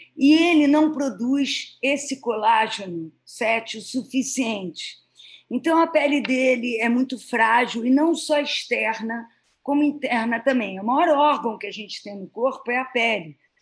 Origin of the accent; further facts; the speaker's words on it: Rio de Janeiro, Brazil; eu sou carioca